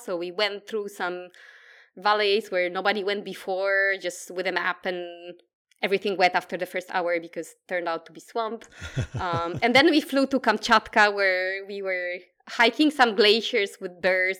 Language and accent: English; Poland; English is a second language; moved away as an adult; now in Australia; I come from Poland. That's, uh, where the accent is from as well